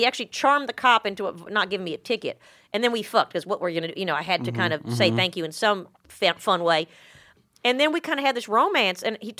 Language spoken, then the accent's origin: English; the South, United States; Well, I grew up all over the South